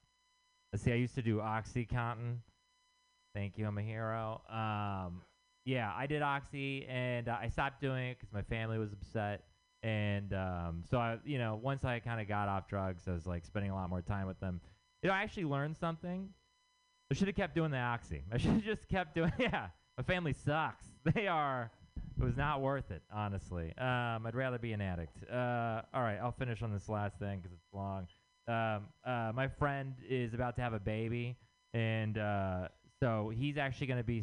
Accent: Texas, United States; moved away; I'm from Texas

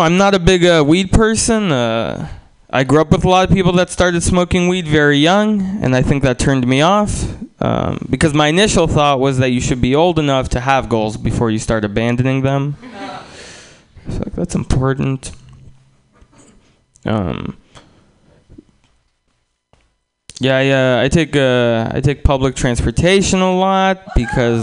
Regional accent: Russia; moved away; also born or lived in San Francisco, United States; I was born in Russia originally

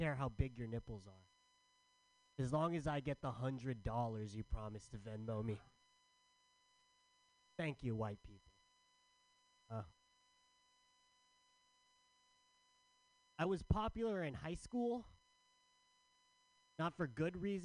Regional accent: San Diego, California, United States; I'm from San Diego. Not sure you guys know what it's like to live in San Diego, but it's hot as balls all the time

